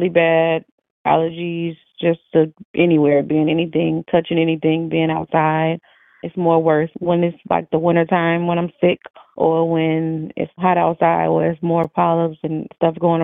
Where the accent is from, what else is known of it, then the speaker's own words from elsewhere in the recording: Chicago, Illinois, United States; I'm from Chicago, Illinois